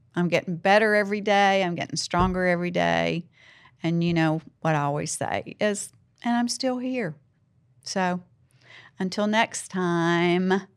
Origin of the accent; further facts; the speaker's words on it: the South, Southern United States, United States; accent: Southern; I'm Southern. I'm, that's who I am, you know? I have an accent